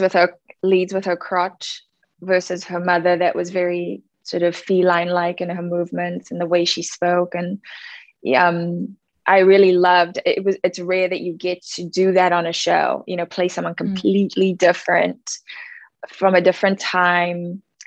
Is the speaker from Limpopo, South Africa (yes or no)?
no; Cape Town, Western Cape, South Africa; born or raised there; now in United States